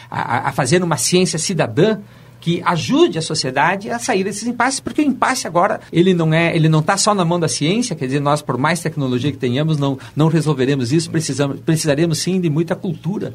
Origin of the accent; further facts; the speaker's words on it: Brazil; nós brasileiros